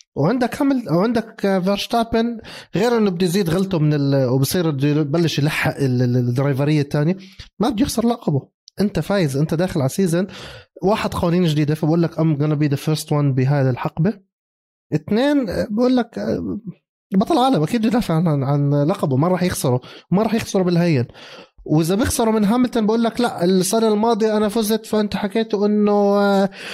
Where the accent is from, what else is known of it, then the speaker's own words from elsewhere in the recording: Jordan; also born or lived in Mexico; انا احمل جنسيه المكسيك بس انا اردني انا عندي دبل ناشوناليتيز